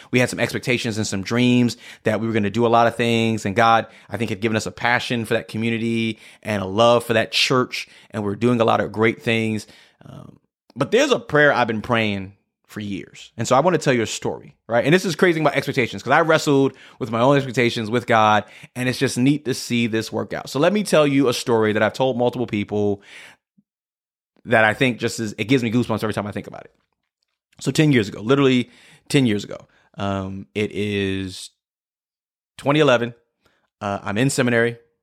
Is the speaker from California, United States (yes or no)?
no; New York City, New York, United States; moved away as an adult; also born or lived in Scranton, Pennsylvania; I'm from New York City